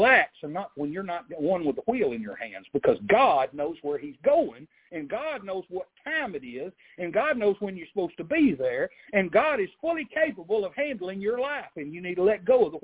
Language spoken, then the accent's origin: English; Arkansas, United States; born or raised there